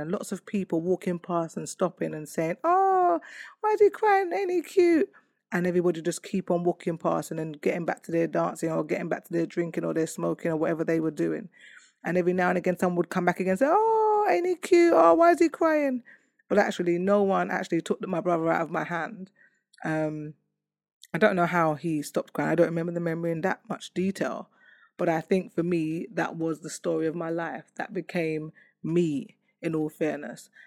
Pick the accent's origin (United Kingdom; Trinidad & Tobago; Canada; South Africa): United Kingdom; London; I come from Hackney